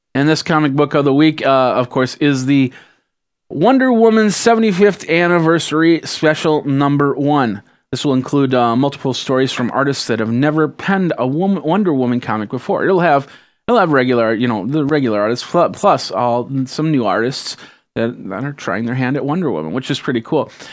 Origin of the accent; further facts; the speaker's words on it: Midwest, United States; I am from the Midwest